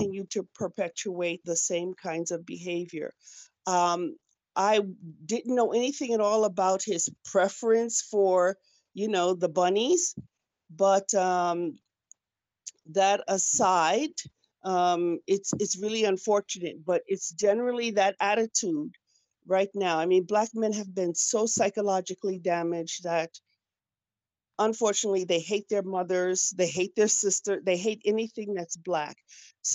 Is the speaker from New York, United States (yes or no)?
yes; New York City, New York, United States; moved away as an adult; also born or lived in Manhattan; now in Cameroon; I was born in Manhattan, raised in the Bronx